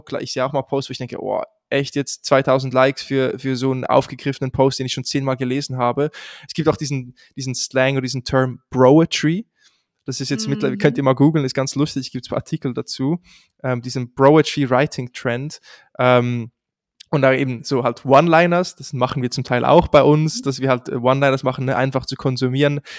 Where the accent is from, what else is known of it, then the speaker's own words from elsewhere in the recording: Switzerland; accent: Swiss; moved away; ich komme ursprünglich aus der Schweiz, das hört man wahrscheinlich auch relativ schnell heraus, wenn ich spreche